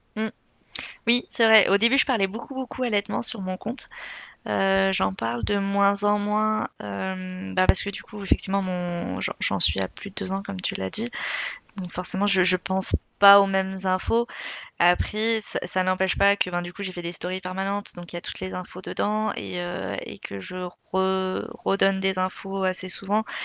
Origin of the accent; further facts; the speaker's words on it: Algeria; je suis algérienne